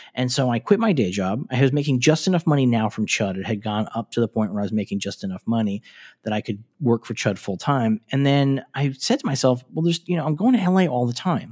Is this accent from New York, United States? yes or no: yes; New York City, New York, United States; moved away as an adult; now in Los Angeles, United States; grew up in New York City and lived in New York City